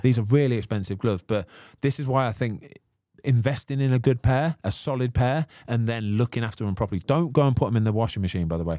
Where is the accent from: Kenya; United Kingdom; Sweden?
United Kingdom; the Midlands, England; also born or lived in Manchester; I'm from the Midlands, I am.